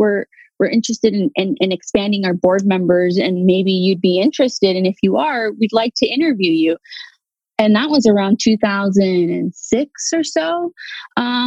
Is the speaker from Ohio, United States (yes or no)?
no; Los Angeles, California, United States; I'm from the Valley, the San Fernando Valley